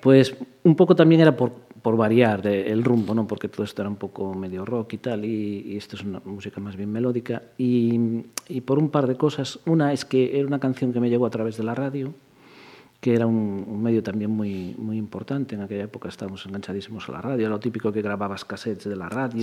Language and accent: Spanish; Pontevedra, Galicia, Spain; estudié aquí en la, Escuela de Magisterio de Pontevedra. Sí, Yo todo en Pontevedra